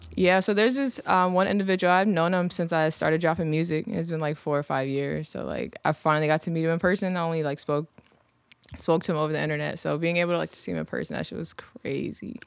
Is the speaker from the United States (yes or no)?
yes; Virginia Beach, Virginia, United States; also born or lived in London / Chesapeake; I'm from, well, I was born overseas, but I'm from Virginia Beach